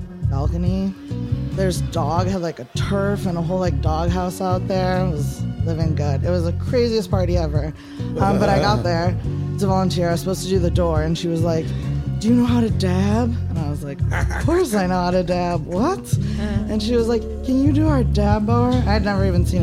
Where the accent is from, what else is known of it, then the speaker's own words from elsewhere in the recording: Cleveland, Ohio, United States; moved away as an adult; also born or lived in Syracuse, New York; now in New York City, United States; I'm originally from Cleveland